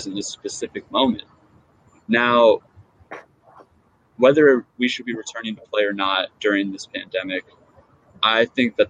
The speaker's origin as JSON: {"language": "English", "town": "Seattle", "region": "Washington", "country": "United States", "tie": "born or raised there", "said": "my hometown in Seattle"}